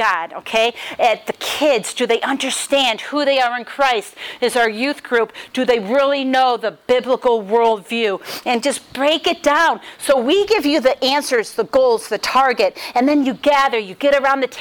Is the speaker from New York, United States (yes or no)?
yes; Rochester, New York, United States; now in Dayton, United States; I'm from Rochester, New York, but I live in Dayton, Ohio